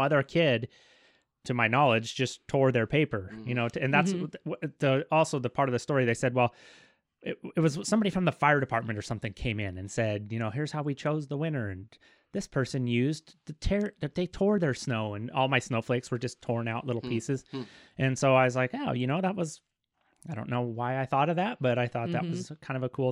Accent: Kellogg, Idaho, United States; Born and raised in good old Kellogg, over on, they call it Sunnyside

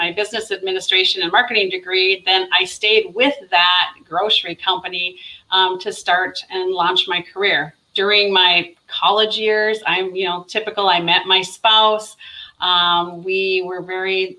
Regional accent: North Dakota, United States; I grew up in North Dakota, and my parents lived in a smaller town

